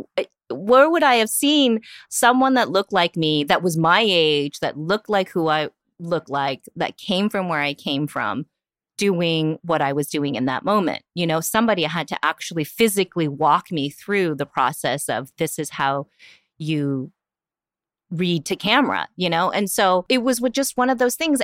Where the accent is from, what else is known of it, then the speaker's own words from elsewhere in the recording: Union City, California, United States; English is a second language; also born or lived in Korea; I grew up in the East Bay, which is very different from San Francisco. You know, the East Bay is predominantly all immigrant communities, all, you know, communities of color, like, definitely where I grew up in Union City